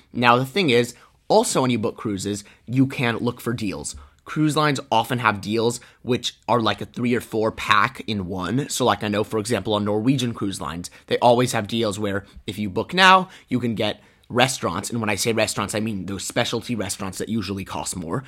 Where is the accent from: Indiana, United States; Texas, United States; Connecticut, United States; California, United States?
Texas, United States; Houston; we're from Houston, Texas